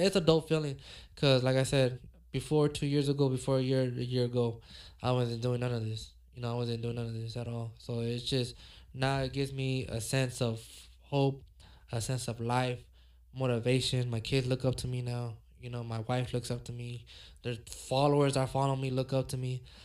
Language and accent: English; Los Angeles, California, United States; me growing up in South Central